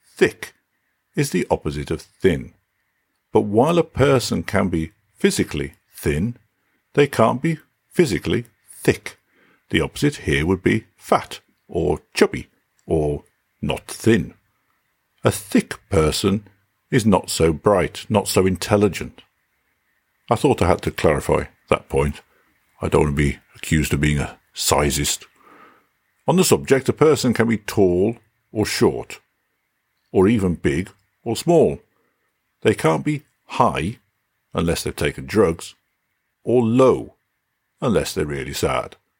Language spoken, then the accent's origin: English; England, United Kingdom; now in Denmark; I typically refer to myself as British rather than English